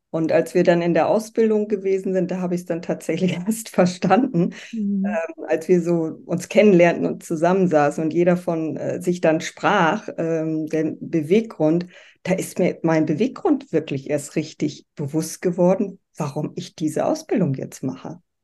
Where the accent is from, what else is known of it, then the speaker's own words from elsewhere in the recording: Bremervörde, Lower Saxony, Germany; moved away as an adult; also born or lived in Southern Germany; Ich lebe in Bremerförde, das ist meine Heimatstadt